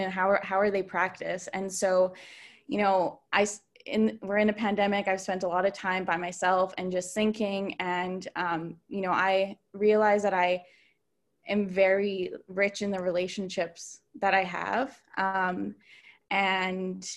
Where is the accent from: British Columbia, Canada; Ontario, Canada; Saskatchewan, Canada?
Saskatchewan, Canada; Southeast; moved away; I'm from Wiper First Nation in Southeast Saskatchewan.